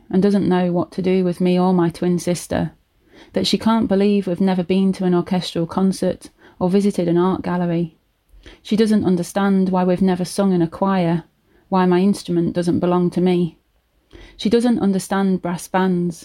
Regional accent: Leicester, East Midlands, United Kingdom; my accent was really common compared to where they'd brought up, because we were like in the middle of Leicester

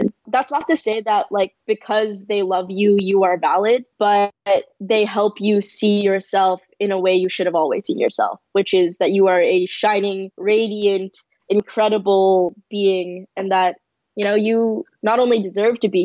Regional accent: San Francisco, California, United States; I grew up in San Francisco in a predominantly East Asian area

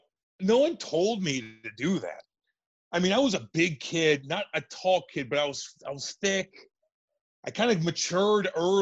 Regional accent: Eureka, Missouri, United States; We grew up in Eureka, Missouri.

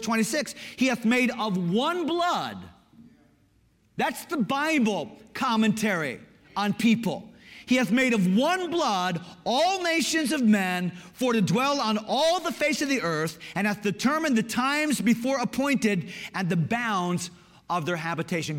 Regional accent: Connecticut, United States; Growing up in Connecticut, we're a little bit more East Coast, progressive

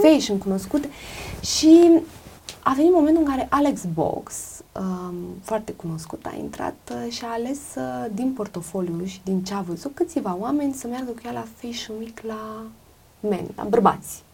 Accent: Romania; moved away; also born or lived in Greece; sunt româncă

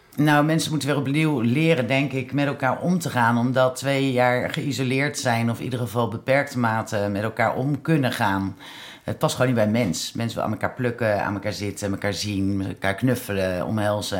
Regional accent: The Hague, South Holland, Netherlands; Dan ben ik Hagenaar

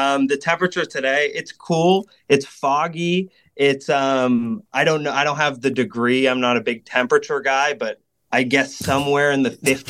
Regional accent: Newport Beach, California, United States; now in San Francisco, United States; I'm from Orange County, California.

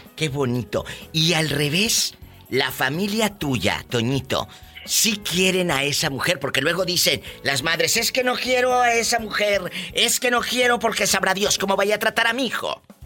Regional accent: Matamoros, Tamaulipas, Mexico; moved away; En mi tierra, en mi tierra, en, en, en, Tamaulipas, en Matamoros, también comemos mucha tortilla de harina

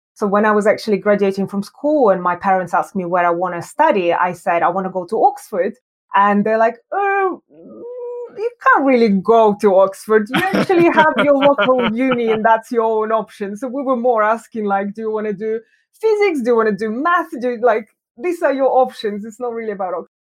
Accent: Yekaterinburg, Sverdlovsk Oblast, Russia; moved away as an adult; also born or lived in Moscow, Russia; now in London, United Kingdom; I was born in Russia. I was born in a very cold city called Yekaterinburg

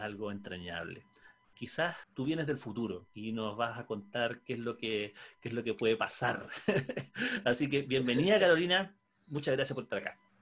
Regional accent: Chile; la cultura del cerdo es algo que hemos heredado también como chilenos

